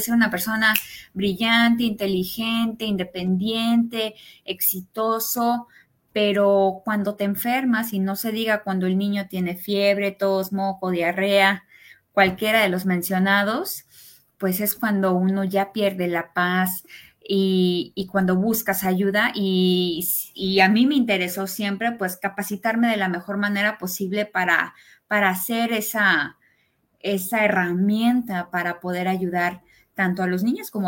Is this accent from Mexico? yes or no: yes; Mexico; born there; also born or lived in United States; Yo nací en México, pero parte de mi vida vivía en Estados Unidos. En realidad tuve un, este, una crianza bilingüe porque mi papá es norteamericano y estudié en inglés hasta que entré a medicina aquí en México.